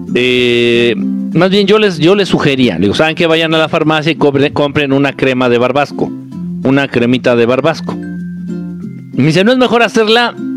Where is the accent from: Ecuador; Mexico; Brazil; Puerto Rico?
Mexico; Nezahualcóyotl, State of Mexico; no es como que mi pueblo natal, pero sí viví mucho tiempo ahí. De chamaco viví mucho tiempo allá.